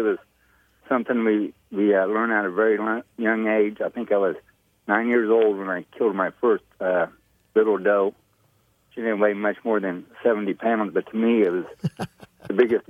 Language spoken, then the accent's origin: English; Toledo, Illinois, United States; I was born and raised in this small community, small farming community of about 1,200 people.